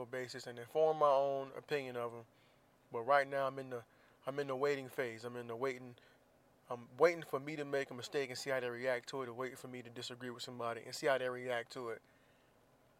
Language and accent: English; Florida, United States; moved away; in my home state of Florida